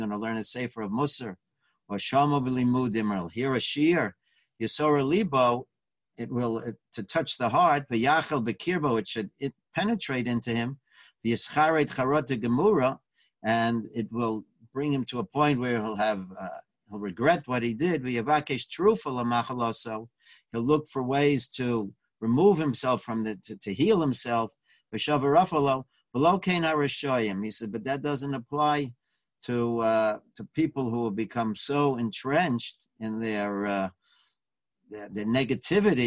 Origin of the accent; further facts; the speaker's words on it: New York City, New York, United States; I grew up in the Bronx